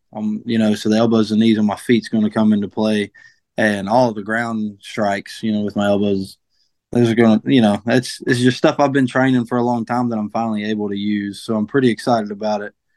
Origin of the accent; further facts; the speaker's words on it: Delbarton, West Virginia, United States; also born or lived in Morgantown, West Virginia / Bridgeport, West Virginia; I'm from Mingo County. You know, Del Barton represent.